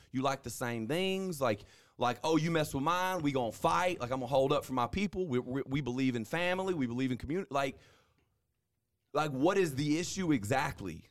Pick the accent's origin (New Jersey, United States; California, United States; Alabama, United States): Alabama, United States; North; also born or lived in North Mississippi; now in Mississippi, United States; I'm from North Alabama